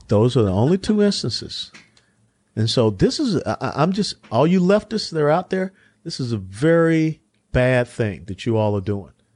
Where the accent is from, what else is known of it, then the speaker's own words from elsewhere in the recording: Atlanta, Georgia, United States; Hughes Spaulding Hospital in Atlanta, Georgia. I grew up in the Old Fourth Ward